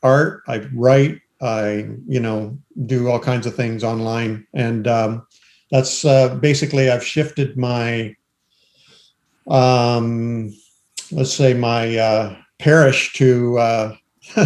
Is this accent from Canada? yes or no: yes; Canada; I'm Canadian.